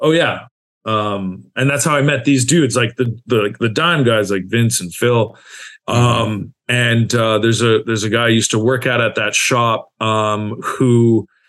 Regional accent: Calgary, Alberta, Canada; moved away as an adult; now in Montreal, Canada; I'm originally from Calgary, Alberta, home of the Stampede.

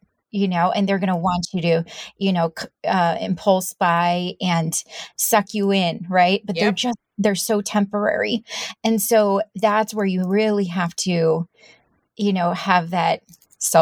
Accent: San Diego, California, United States; moved away; I came from San Diego and from, you know, the surf skate world.

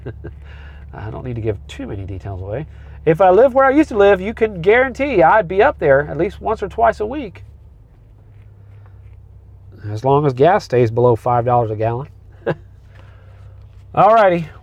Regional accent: United States; I am an American citizen

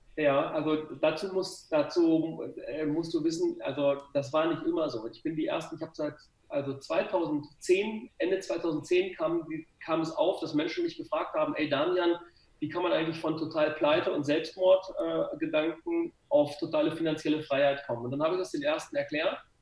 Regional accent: Gifhorn, Lower Saxony, Germany; ich komme aus Gifhorn, also eigentlich nur 20 Kilometer von dir weg.

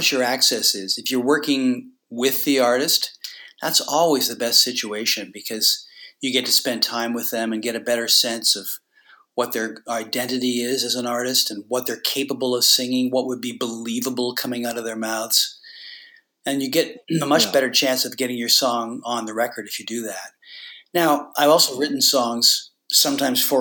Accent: Toronto, Ontario, Canada; when I was a kid growing up in Toronto

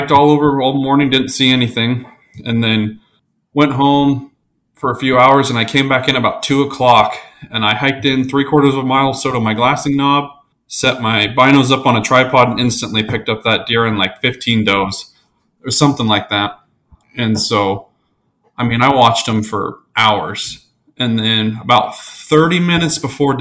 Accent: Colorado, United States; moved away; I'm originally from Colorado. So, a lot of really good predator hunting there. So that's kind of what I grew up doing.

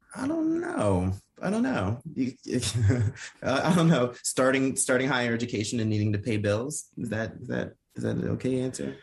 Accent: North Carolina, United States; also born or lived in Ipswich, England; I'm from North Carolina

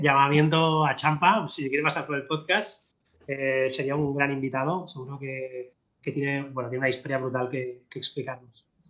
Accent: Barcelona, Catalonia, Spain; los que somos de Barcelona

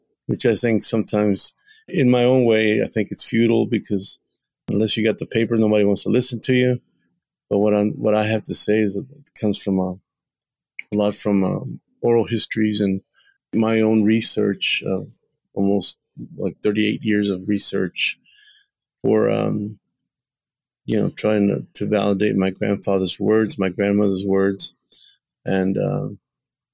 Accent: Texas, United States; born or raised there

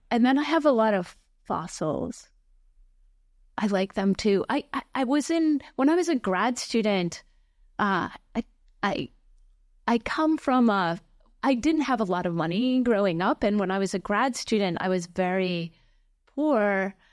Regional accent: Lake Mills, Wisconsin, United States; moved away; I grew up in a very small town in Wisconsin

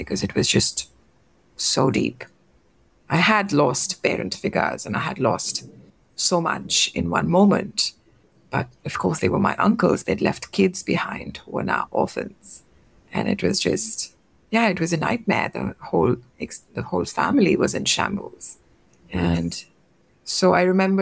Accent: India; I'm from India and we have very close-knit extended family systems. So I grew up with my uncles and aunts.

